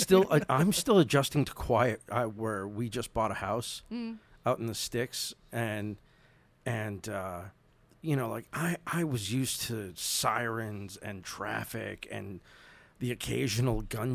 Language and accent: English; Boston, Massachusetts, United States; moved away; I'm totally a city kid, man. Like I grew up in Boston proper, you know, like Hyde Park. Some of the not exactly the roughest of neighborhoods